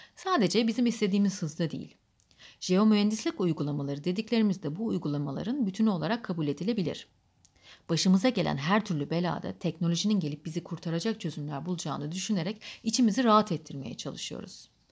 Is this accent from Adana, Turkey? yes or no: yes; Adana, Turkey; also born or lived in Kayseri; 1938'de Kayseri'de doğdum ve çocukluğum Adana'da geçti.